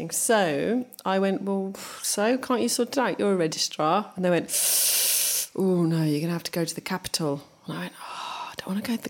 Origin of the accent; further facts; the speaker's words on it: England, United Kingdom; born there; because I was born in England and I have a middle name